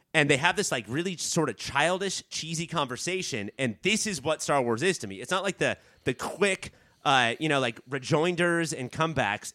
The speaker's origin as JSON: {"language": "English", "area": "Orange County", "region": "California", "country": "United States", "tie": "born or raised there", "said": "I grew up in Orange County"}